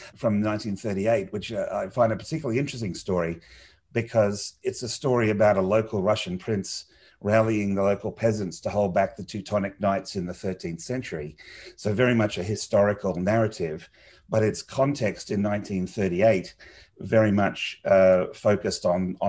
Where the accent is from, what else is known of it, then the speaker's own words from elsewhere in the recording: Australia; growing up in Australia as a sort of small Commonwealth nation